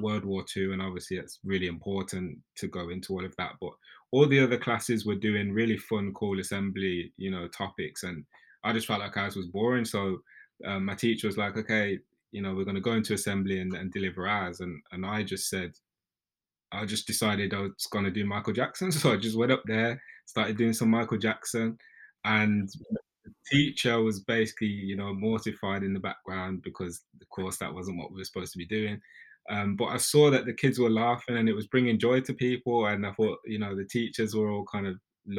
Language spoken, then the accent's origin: English; Birmingham, West Midlands, United Kingdom; moved away as an adult; also born or lived in London; I grew up in a council estate in Birmingham, so you can probably tell from my accent